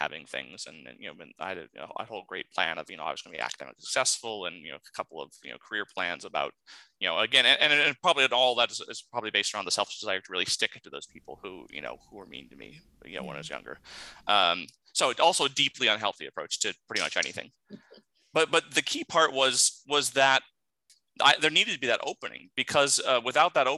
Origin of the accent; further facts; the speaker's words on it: Southeast Alaska, United States; growing up in Southeast Alaska